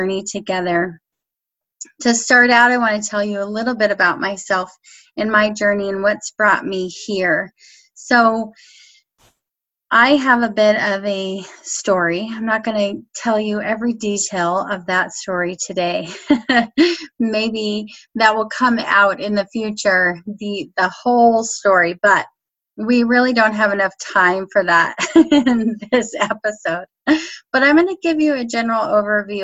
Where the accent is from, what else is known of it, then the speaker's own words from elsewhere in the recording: Colorado, United States; I grew up in Colorado.